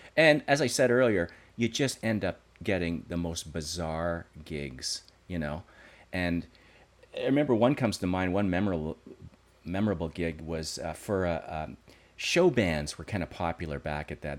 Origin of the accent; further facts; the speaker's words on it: Creighton Mine, Ontario, Canada; I grew up in a little town outside of Sudbury called Creighton Mine.